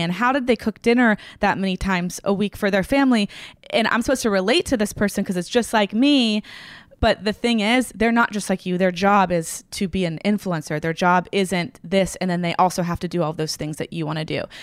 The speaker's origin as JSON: {"language": "English", "town": "Franklin", "region": "Tennessee", "country": "United States", "tie": "born or raised there", "said": "I grew up in Franklin, Tennessee, which is right outside of Nashville"}